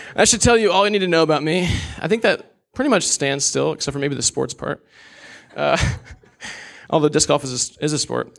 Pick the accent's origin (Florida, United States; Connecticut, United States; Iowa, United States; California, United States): Iowa, United States; Des Moines; I was born and raised in Des Moines, Iowa